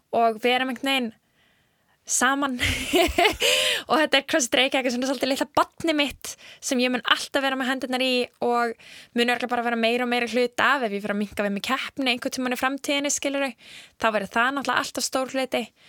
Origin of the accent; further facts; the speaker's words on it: Iceland; við erum frá Íslandi